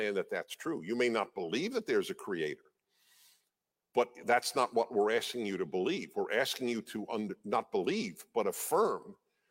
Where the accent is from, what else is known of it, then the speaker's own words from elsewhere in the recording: New York, United States; I grew up as a liberal. Of course I did. I'm a Jew from New York.